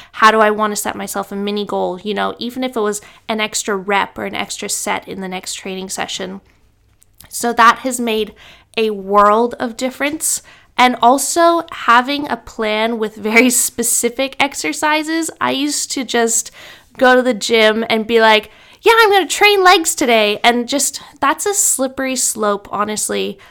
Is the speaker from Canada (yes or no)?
yes; Canada; now in Brisbane, Australia; I'm from Canada